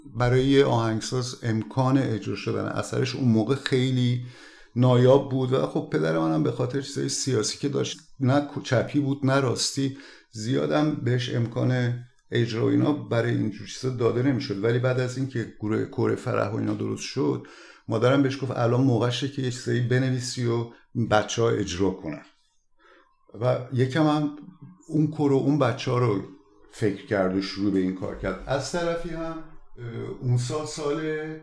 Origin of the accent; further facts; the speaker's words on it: Iran; moved away; ما تماما از وطنمون جدا بشیم و بیایم اینجا